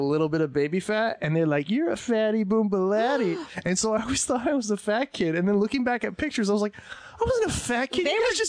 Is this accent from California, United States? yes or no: no; Northeast Pennsylvania, United States; moved away; I grew up in Northeast Pennsylvania